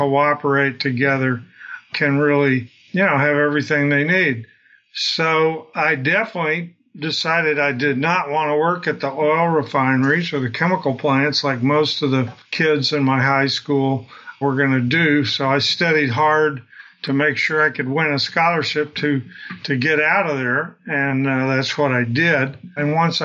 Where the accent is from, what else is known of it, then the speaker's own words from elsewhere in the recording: Southeast Texas, United States; I grew up in Southeast Texas, near the border of Texas and Louisiana on the Gulf Coast.